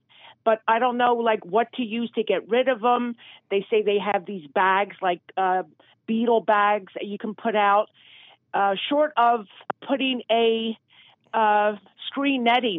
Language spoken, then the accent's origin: English; Martins Creek, Pennsylvania, United States; Martins Creek.